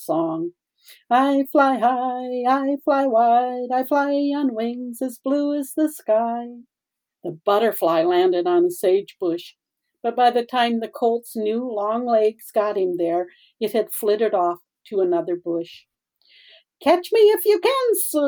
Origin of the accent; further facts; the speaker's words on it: South Dakota, United States; I was raised in South Dakota